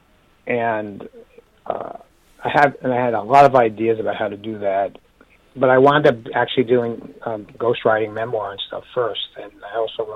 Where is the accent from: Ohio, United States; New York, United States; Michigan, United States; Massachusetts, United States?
New York, United States; New York City; growing up in the Bronx